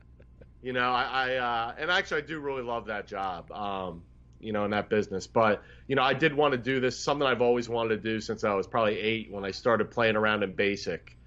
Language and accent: English; Philadelphia, Pennsylvania, United States; the restaurant I grew up in around Philadelphia area